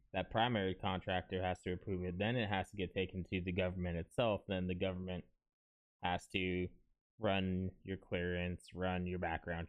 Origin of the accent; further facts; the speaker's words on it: California, United States; moved away as an adult; also born or lived in Texas; now in Florida, United States; I'm from California, and for 10 years, I was stationed in California while I was in the Marines